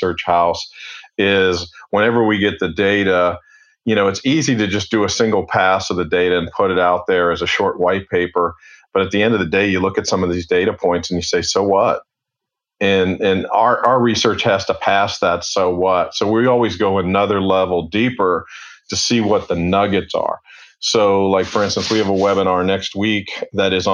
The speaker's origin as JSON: {"language": "English", "town": "Cincinnati", "region": "Ohio", "country": "United States", "tie": "born or raised there", "also_born_or_lived": "Atlanta", "moved": "as an adult", "said": "born and raised in Cincinnati"}